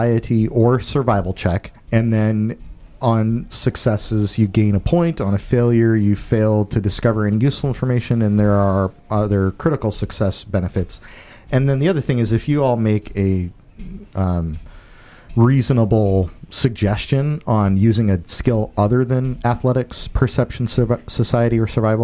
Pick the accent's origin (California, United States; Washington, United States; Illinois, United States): Washington, United States; Rainier; Like Yelm. I'm from Rainier.